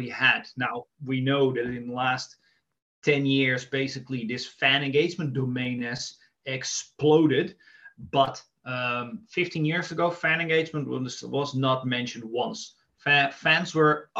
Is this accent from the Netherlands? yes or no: yes; Amsterdam, North Holland, Netherlands; I'm from Amsterdam